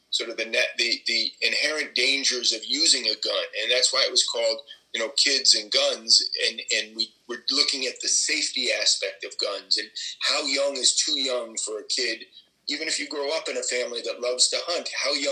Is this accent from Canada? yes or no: no; New York City, New York, United States; also born or lived in Washington, D.C. / Miami; I lived there till I was 9, till we moved back to New York